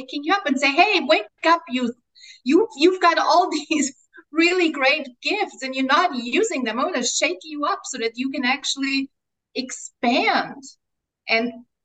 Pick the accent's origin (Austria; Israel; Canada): Austria; first language German; English is a second language; now in Mexico; my mother tongue is German, right? I'm Austrian. I was born in Austria. My mother tongue is German.